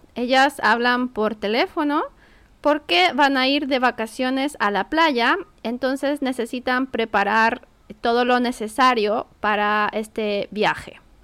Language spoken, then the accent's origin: Spanish; Santiago, Santiago Metropolitan Region, Chile; yo soy de Santiago